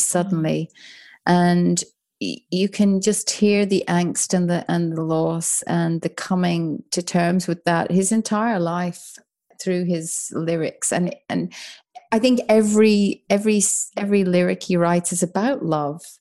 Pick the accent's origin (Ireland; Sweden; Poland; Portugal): Ireland; accent: soft Irish; moved away as an adult; also born or lived in United Kingdom; now in Melbourne, Australia; as an Irish person, uh, growing up in, you know, the seventies and eighties